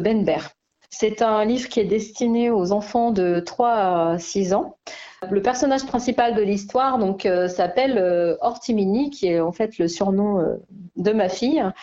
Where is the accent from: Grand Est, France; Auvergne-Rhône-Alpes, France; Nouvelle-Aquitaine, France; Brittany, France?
Auvergne-Rhône-Alpes, France; La Tour-du-Pin; moved away as an adult; now in Picardy, France; Je suis originaire de la Tour du Pin. Euh, j'ai grandi et je suis allée jusqu'au lycée donc à, la Tour du Pin